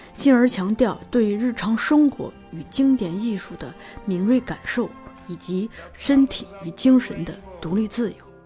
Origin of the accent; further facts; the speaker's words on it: Shanxi, China; 我们老家是山西的